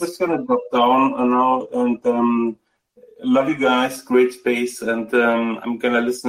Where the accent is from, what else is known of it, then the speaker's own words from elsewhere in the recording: Germany; now in California, United States; Well, I'm originally from Germany. My family's mostly from Poland, all over Europe, Eastern Europe, and I'm currently living in California for a couple of years.